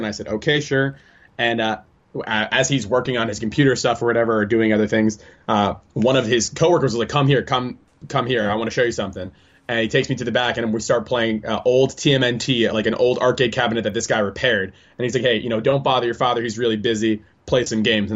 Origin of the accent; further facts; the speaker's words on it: Englewood, New Jersey, United States; moved away as an adult; also born or lived in Japan; I was born in Englewood, New Jersey